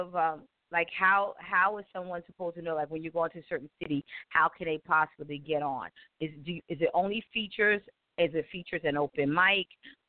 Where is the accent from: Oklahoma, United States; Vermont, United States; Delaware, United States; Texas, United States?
Delaware, United States; Wilmington; because it's my hometown, of course, in Wilmington, Delaware.